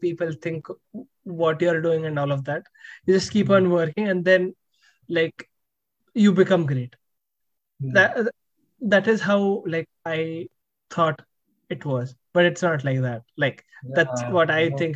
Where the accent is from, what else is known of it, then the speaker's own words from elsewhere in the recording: India; now in United States; when you're here as an Indian, it is like you carry that always